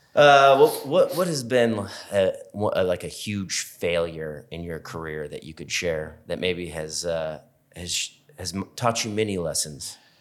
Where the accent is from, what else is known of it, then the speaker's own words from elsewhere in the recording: Seattle, Washington, United States; I grew up in Seattle